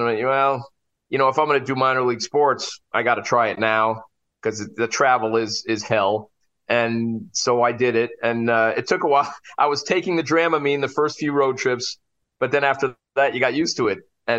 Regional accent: St. Albans, Vermont, United States; started in my hometown of 10,000 people, St. Albans, Vermont. Shout out to St. Albans.

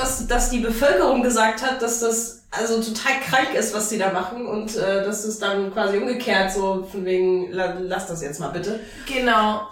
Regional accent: Italy; German is a second language; now in Germany; ich als Italienerin

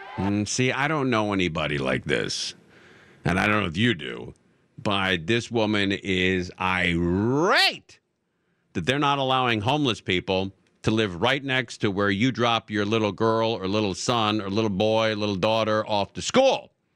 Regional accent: Los Angeles, California, United States; I was born and raised in Los Angeles, nineteen sixty-three.

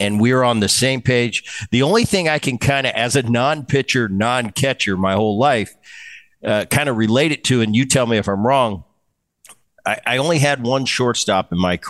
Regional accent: New York, United States; I grew up in New York.

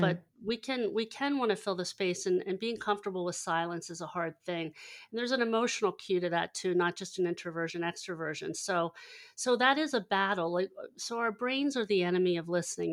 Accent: Hershey, Pennsylvania, United States; also born or lived in Lancaster, Pennsylvania; I, I grew up in Hershey, Pennsylvania, and, and navigated a little east to Lancaster, Pennsylvania after college.

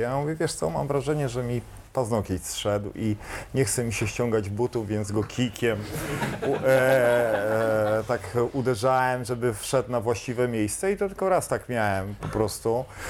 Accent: Kashubia, Poland; ale ja jestem kaszub. Kaszubem

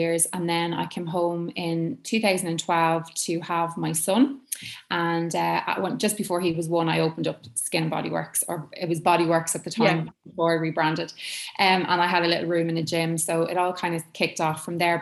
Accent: Ireland; as Irish people, you know, we kind of like, oh, we don't get much sun in Ireland

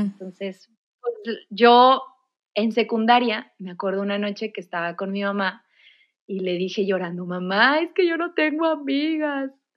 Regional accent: Monterrey, Nuevo León, Mexico; soy de Monterrey, toda mi vida aquí

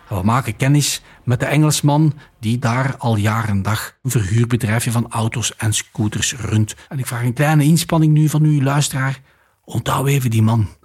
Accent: Flanders, Belgium; Wij komen uit België. Wij zijn Vlamingen op tour door de Middellandse Zee.

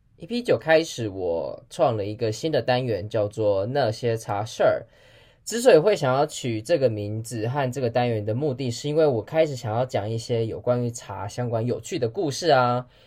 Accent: Taiwan; 我们台湾人

